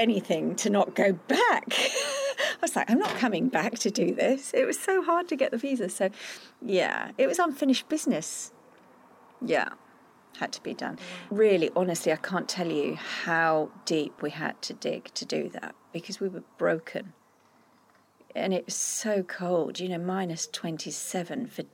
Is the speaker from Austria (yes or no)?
yes; Austria; moved away; I grew up in Austria